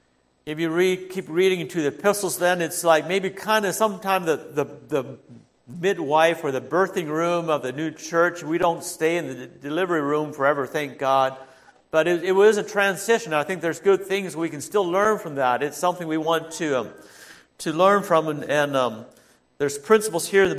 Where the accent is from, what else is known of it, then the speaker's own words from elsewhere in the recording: Holmes County, Ohio, United States; I grew up in Holmes County